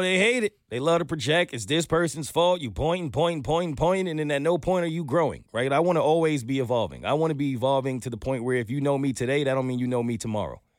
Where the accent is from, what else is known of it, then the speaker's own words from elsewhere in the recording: New York, United States; moved away as an adult; now in Atlanta, United States; I'm a New Yorker.